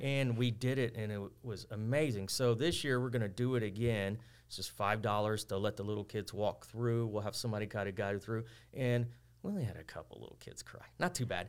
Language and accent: English; Texas City, Texas, United States; I grew up here. I went to school in Lamarck, but I grew up in West Texas City